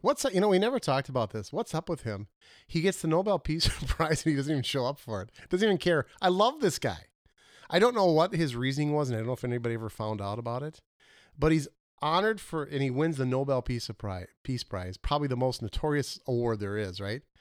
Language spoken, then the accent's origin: English; Minnesota, United States; I am from Minnesota